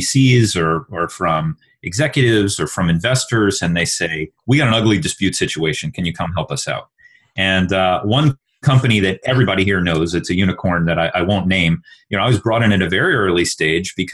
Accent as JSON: {"language": "English", "region": "Texas", "country": "United States", "said": "I'm from Texas"}